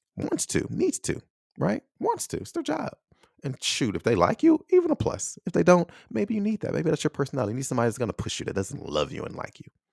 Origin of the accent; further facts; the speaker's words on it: United States; I'm American